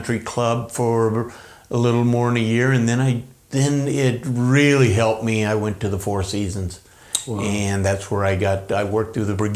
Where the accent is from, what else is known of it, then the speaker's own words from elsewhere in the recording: Grants Pass, Oregon, United States; also born or lived in Medford, Oregon; I was born in Medford, raised here in Grants Pass, moved here in 1964, and moved away after high school and joined the Navy